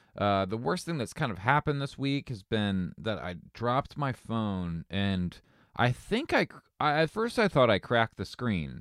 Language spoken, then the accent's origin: English; Southern Ohio, United States; I grew up in Ohio, you know, lower, uh, lower Southern Ohio